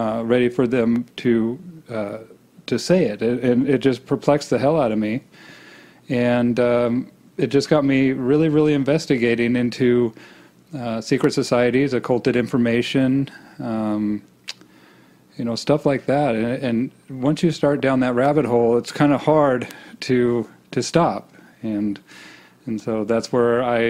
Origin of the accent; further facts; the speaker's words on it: Boise, Idaho, United States; I grew up in Boise, Idaho.